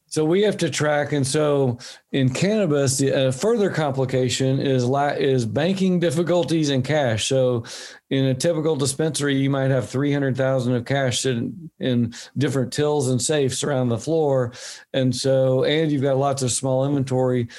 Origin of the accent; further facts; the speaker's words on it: Oklahoma, United States; now in Bend, United States; my home state i live in oregon now my home state was oklahoma